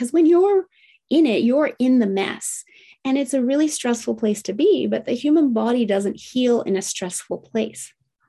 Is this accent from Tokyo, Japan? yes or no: yes; Tokyo, Japan; English is a second language; I was raised in Tokyo, Japan in the 1970s, in the height of manufacturing plants spewing out toxins. Now, I loved growing up in Japan.